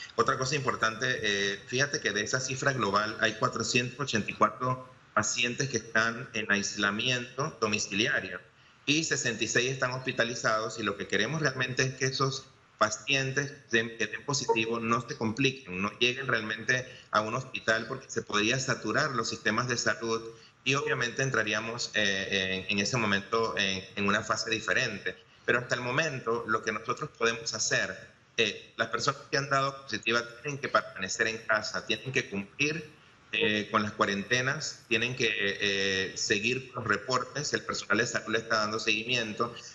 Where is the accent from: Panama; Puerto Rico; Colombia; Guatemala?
Panama; como panameños